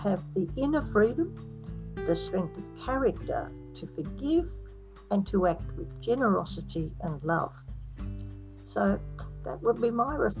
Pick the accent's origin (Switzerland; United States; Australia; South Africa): Australia; thank God I'm Australian.